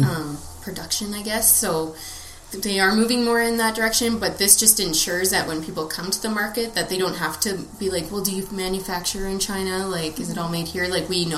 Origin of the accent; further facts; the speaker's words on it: Alberta, Canada; moved away as an adult; also born or lived in Lethbridge, Alberta; now in Kelowna, Canada; I am born and raised in Alberta